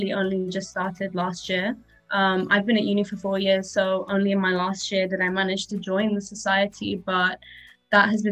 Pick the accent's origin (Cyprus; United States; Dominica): Cyprus; moved away; also born or lived in Glasgow; I'm from Cyprus